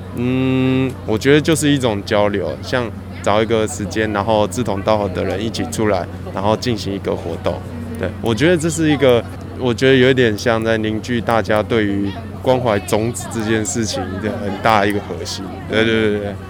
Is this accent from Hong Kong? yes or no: no; southern Taiwan, Taiwan; 家里小时候在南部长大，所以有，家里有种菜这样